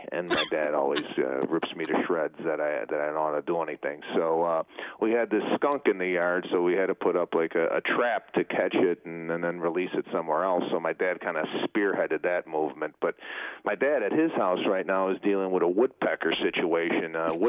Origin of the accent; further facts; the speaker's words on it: Chicago, Illinois, United States; now in Los Angeles, United States; when I came out here from Chicago in 1998, I knew nobody, not one soul. My my sister and I took my Plymouth 1991 Laser and drove from Arlington Heights to L.A., and then I flew her back to Chicago